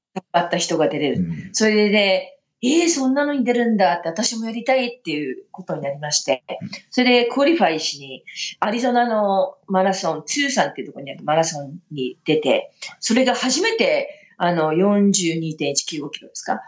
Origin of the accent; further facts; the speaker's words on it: Sapporo, Hokkaido, Japan; now in Colorado, United States; 札幌の出身なんですけど